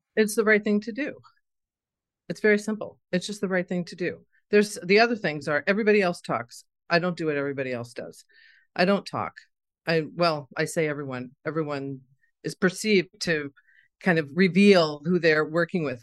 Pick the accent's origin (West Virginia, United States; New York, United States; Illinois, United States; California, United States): New York, United States; Scarsdale; I grew up in Scarsdale, New York.